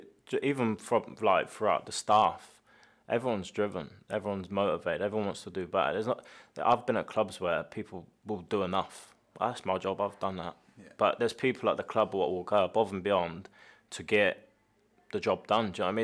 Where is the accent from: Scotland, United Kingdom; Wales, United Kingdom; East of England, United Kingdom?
Scotland, United Kingdom; By the way, I'm Scottish, so it's not...